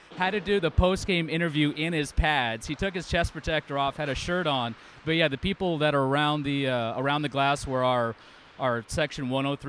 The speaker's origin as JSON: {"language": "English", "town": "Phoenix", "region": "Arizona", "country": "United States", "tie": "born or raised there", "moved": "as an adult", "lives_now": "Round Rock, United States", "said": "So I grew up in Phoenix and Mesa, Arizona."}